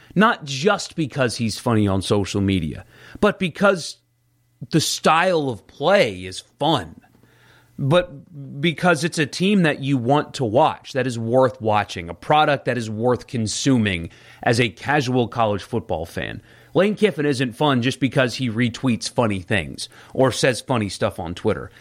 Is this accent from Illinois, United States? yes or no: no; South Carolina, United States; moved away as an adult; now in Mississippi, United States; where I grew up in South Carolina, my high school team